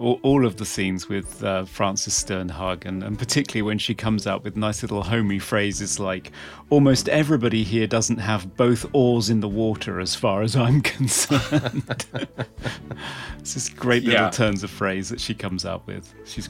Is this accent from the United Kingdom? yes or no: yes; England, United Kingdom; being English, I've never even seen a gun